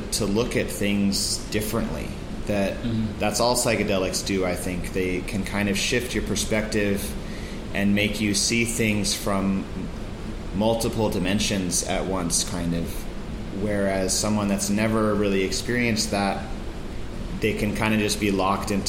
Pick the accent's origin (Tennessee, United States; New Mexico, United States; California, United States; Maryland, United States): New Mexico, United States; Santa Fe; I grew up in Santa Fe, New Mexico